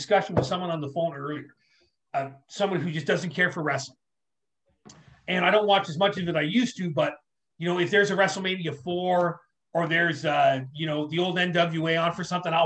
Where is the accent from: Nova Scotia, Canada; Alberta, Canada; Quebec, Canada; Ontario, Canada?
Ontario, Canada; also born or lived in New York, United States; We moved here when I was little